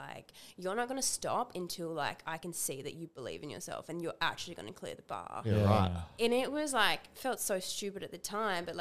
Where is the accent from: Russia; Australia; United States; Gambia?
Australia; Busselton, Western Australia; also born or lived in Perth; I grew up in Busselton